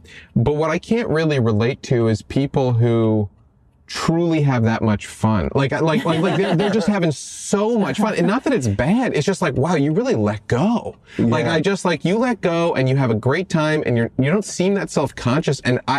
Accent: New York, United States; now in Los Angeles, United States; I grew up in New York where it was really good.

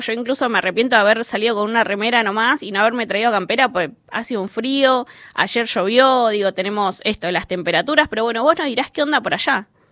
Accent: Buenos Aires, Argentina; soy vecina de la Villa 31

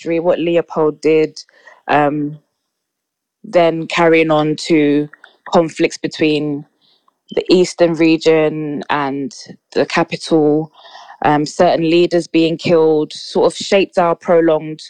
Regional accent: London, United Kingdom; I'm 24 from London and work 9 to 5.

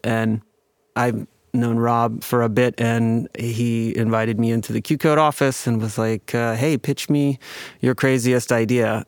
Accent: United States; I'm Chinese American

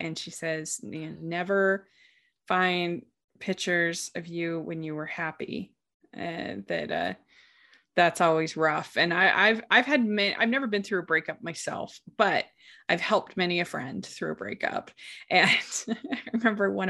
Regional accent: Maryland, United States; growing up in Maryland

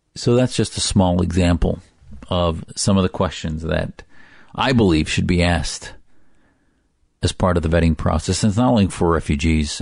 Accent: United States; an American, first, an American that happens to be Muslim

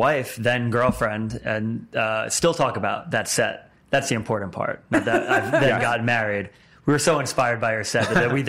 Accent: New Jersey, United States; I'm from Jersey as well.

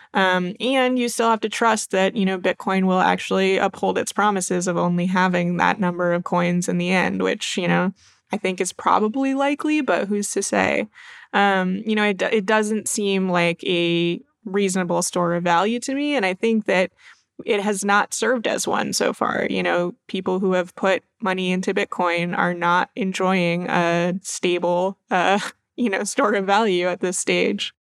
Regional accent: Maine, United States; moved away; I'm originally from Maine

